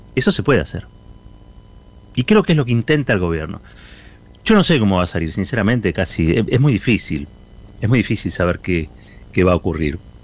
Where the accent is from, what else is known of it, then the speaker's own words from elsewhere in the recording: Argentina; somos argentinos, porque somos argentinas